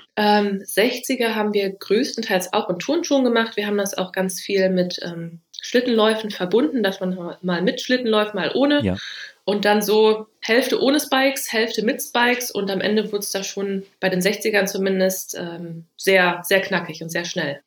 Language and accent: German; Düsseldorf, North Rhine-Westphalia, Germany; bei uns in Düsseldorf